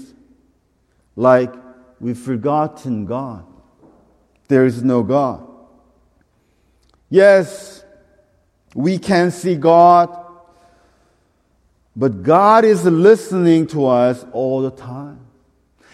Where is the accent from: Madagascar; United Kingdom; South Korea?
South Korea; moved away; I'm from Korea. I'm Korean.